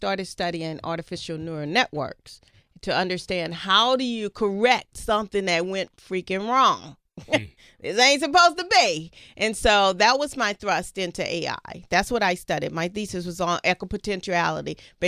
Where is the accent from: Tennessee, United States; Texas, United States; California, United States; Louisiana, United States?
Louisiana, United States; I'm from Louisiana.